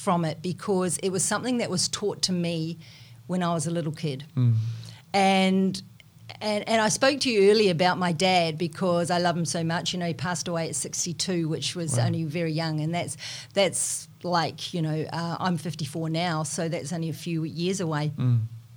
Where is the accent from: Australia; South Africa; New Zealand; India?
New Zealand; accent: Kiwi; moved away; I'm a Kiwi, you probably can tell, you know, from my accent, but when I go back to New Zealand